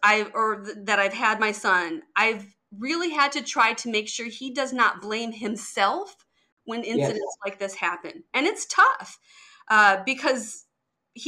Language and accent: English; Detroit, Michigan, United States; I grew up in Detroit